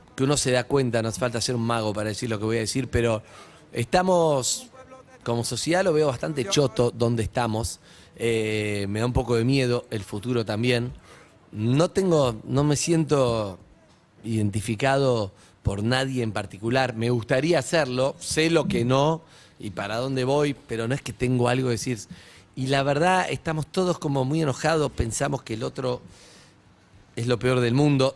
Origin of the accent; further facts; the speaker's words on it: Argentina; ese orgullo que tenemos de ser argentinos